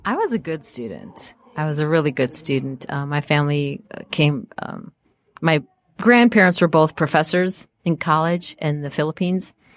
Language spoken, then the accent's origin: English; Apple Valley, Minnesota, United States; also born or lived in Evanston, Illinois; I grew up in a small, uh, suburb outside of Minneapolis called Apple Valley